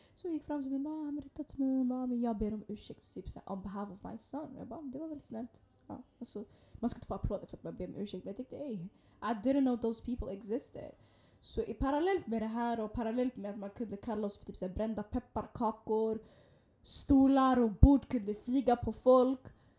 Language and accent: Swedish; Stockholm, Stockholm County, Sweden; vi gick tillsammans när vi var yngre i Hagsätra